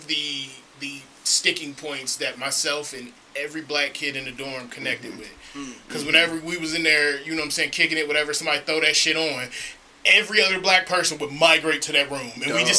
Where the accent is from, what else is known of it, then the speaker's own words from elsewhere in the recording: Columbus, Ohio, United States; I'm coming from Columbus City Schools where it's all black.